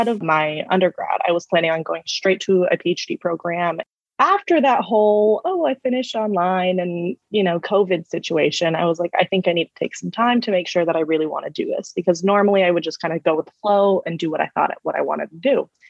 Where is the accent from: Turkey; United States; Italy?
United States; California; I was raised in the Valley, in the San Fernando Valley in California, which isn't the safest area, but it's not the worst.